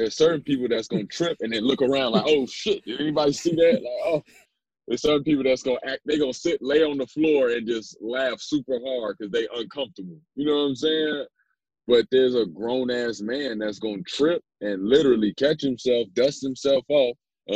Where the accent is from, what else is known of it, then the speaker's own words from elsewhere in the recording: Chicago, Illinois, United States; moved away as an adult; also born or lived in New York; being a Chicago kid